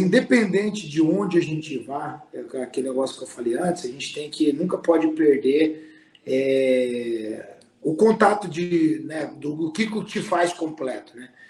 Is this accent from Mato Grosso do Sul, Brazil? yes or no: yes; Bonito, Mato Grosso do Sul, Brazil; moved away as an adult; now in United States; a minha essência é pantaneira, a minha essência é da minha terra